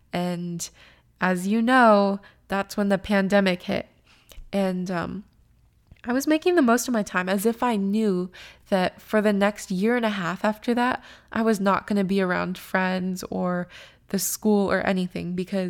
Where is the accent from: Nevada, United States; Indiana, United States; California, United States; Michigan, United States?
California, United States; moved away as an adult; And also, I will say that the school is in Seattle, and I came from California at that point.